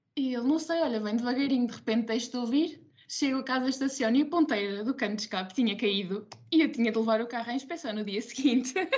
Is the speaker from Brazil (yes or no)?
no; Ílhavo, Aveiro District, Portugal; estou licenciada, terminei agora a licenciatura em enfermagem, tenho 22 anos e, e, sou de Ilhavo